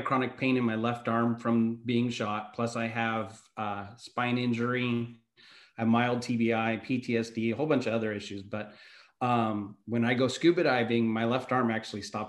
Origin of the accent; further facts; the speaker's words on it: California, United States; moved away as an adult; now in Houston, United States; We were both born and raised in California, you know, right in the ocean